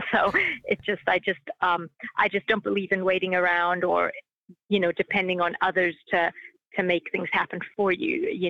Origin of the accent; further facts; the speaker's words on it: Australia; I'm from Australia.